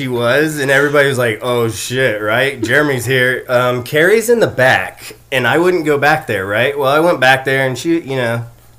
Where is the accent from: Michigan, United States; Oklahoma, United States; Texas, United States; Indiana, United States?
Oklahoma, United States; Yukon; also born or lived in Kansas; now in Moore, United States; We live in Moore, Oklahoma right now. We grew up and raised in Yukon, Oklahoma.